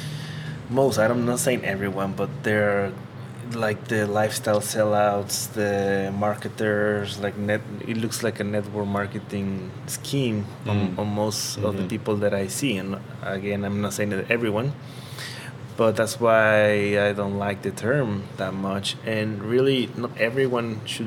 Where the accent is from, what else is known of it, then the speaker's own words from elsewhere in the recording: Tabasco, Mexico; moved away as an adult; also born or lived in Puebla, Mexico; I'm from Tabasco. Mm-hmm. I was born there, lived there for all my childhood